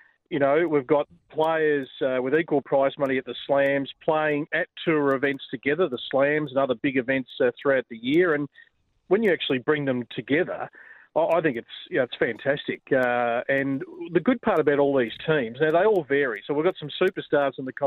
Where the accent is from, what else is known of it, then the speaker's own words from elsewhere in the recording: Australia; us as Australian tennis fans